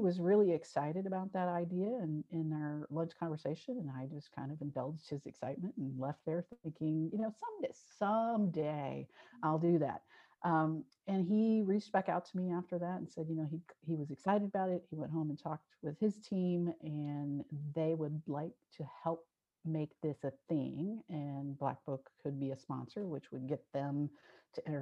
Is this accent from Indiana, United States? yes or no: no; Cincinnati, Ohio, United States; my hometown in Cincinnati